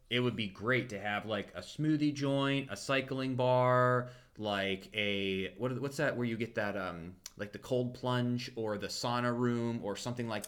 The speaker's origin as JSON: {"language": "English", "town": "Champions Gate", "region": "Florida", "country": "United States", "said": "anytime you tell people from Tampa, like, well, we're from Champions Gate, they're like, oh, the that's where all the traffic starts because it's so centralized"}